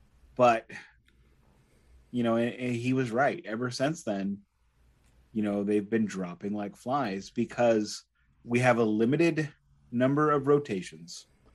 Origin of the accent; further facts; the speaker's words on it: Midwest, United States; I'm from the Midwest. Fried chicken is religion here.